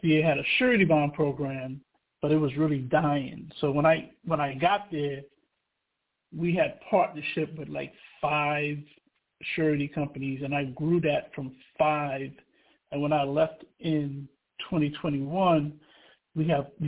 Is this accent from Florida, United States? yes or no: no; New York City, New York, United States; also born or lived in Trinidad and Tobago / Wilberforce, Ohio / Dayton, Ohio; I was born in Trinidad and Tobago, and I grew up in Brooklyn, New York